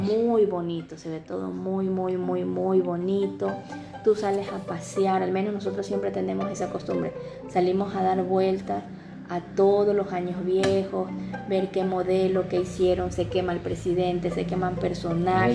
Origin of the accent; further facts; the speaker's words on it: Ecuador; aquí en mi país